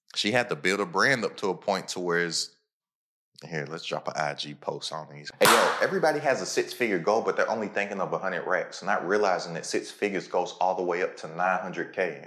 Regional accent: Lexington, Kentucky, United States; Lexington, Kentucky. That's where I'm from. That's my hometown, horse capital of the world.

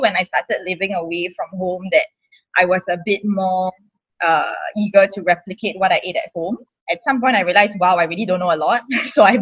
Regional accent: Singapore; growing up in Singapore

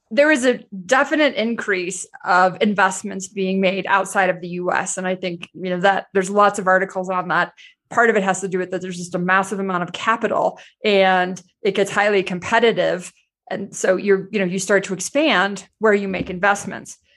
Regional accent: United States; as an American

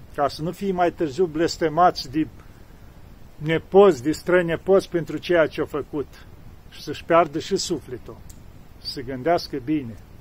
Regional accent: Romania; sunt român

